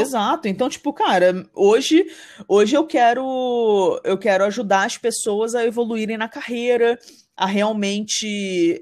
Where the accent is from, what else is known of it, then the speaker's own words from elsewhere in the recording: Rio de Janeiro, Brazil; now in São Paulo, Brazil; eu sou, sou, carioca e moro em São Paulo